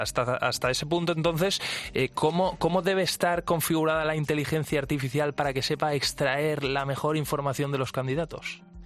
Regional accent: Valencia, Valencian Community, Spain; now in Madrid, Spain; yo soy valenciano y vivo aquí en Madrid

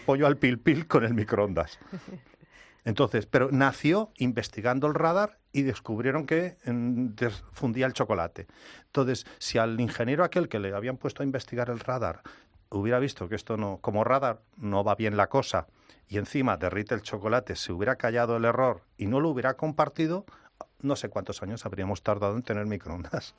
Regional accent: Spain; accent: Spanish; me dicen qué lindo acento español tienes

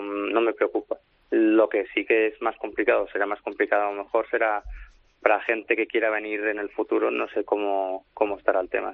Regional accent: Barcelona, Catalonia, Spain; moved away as an adult; now in Manchester, United Kingdom; yo, soy de Barcelona

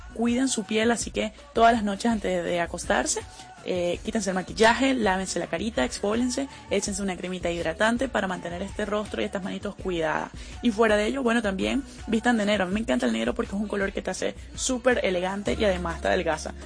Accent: Zulia, Venezuela; tengo 23 años y soy de Venezuela

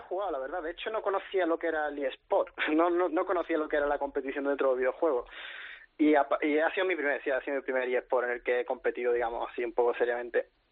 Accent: La Línea de la Concepción, Andalusia, Spain; soy de, Cádiz, de la línea de la Concepción

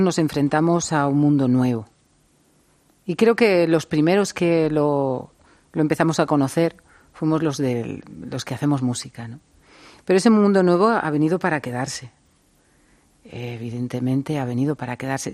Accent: Spain; Siendo español

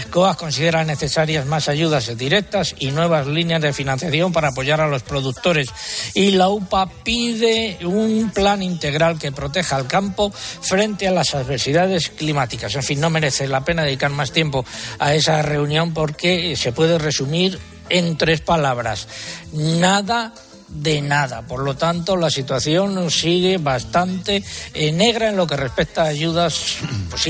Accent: Adanero, Castile and León, Spain; en mi pueblo, en Adanero, en la provincia de Ávila.

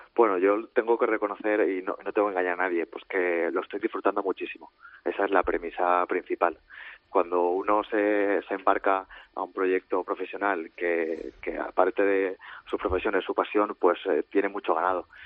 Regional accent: Valencia, Valencian Community, Spain; Yo soy de Valencia

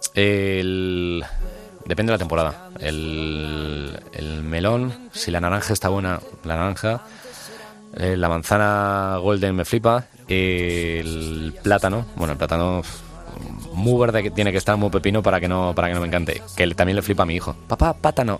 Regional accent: Alcalá, Spain; Yo soy de Alcalá

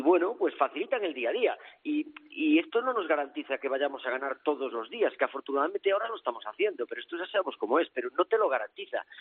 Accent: north of A Coruña, Galicia, Spain; now in Almendralejo, Spain; yo soy del norte de Coruña

